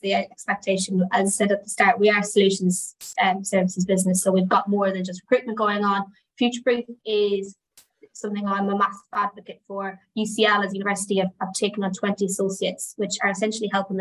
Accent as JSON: {"language": "English", "country": "Ireland", "said": "I am Irish"}